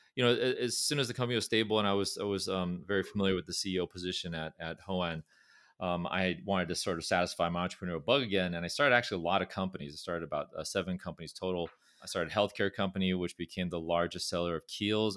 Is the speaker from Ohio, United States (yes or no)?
no; Orange County, California, United States; accent: California; moved away; also born or lived in Irvine / Berkeley; I was fortunate to grow up in, in a, in a county called Orange County, which is, uh, south of Los Angeles